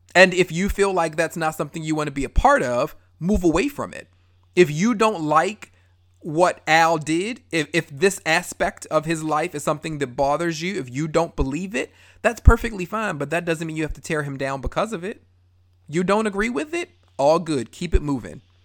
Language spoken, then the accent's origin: English; Baltimore, Maryland, United States; I love Baltimore all day long